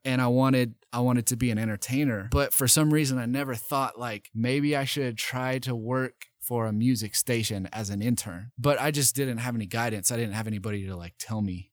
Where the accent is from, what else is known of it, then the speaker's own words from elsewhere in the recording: Nashville, Tennessee, United States; moved away as an adult; also born or lived in East Idaho; now in Boise, United States; I grew up in Nashville, Tennessee